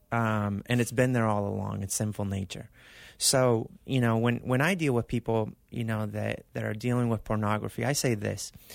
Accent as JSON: {"language": "English", "country": "Argentina", "tie": "born or raised there", "also_born_or_lived": "California / Arizona", "moved": "yes", "lives_now": "Mesa, United States", "said": "I was born in California, raised in Argentina"}